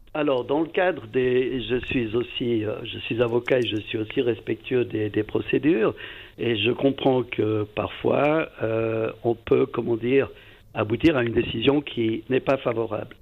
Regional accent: Valais, Switzerland; je suis valaisan d'origine

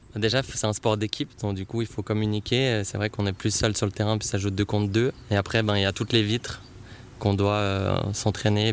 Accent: Aigle, Vaud, Switzerland; also born or lived in Saint-Symphorien; je viens de saint symphorin mais j'ai passé toute mon enfance à Aigle

